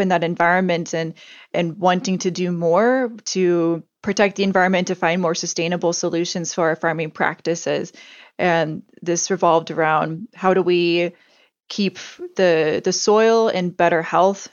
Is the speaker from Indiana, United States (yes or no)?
yes; Indiana, United States; moved away as an adult; also born or lived in Antarctica; growing up in Indiana